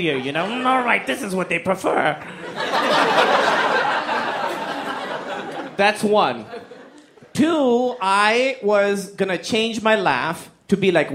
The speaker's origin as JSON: {"language": "English", "country": "Pakistan", "tie": "born or raised there", "said": "So I grew up in Pakistan."}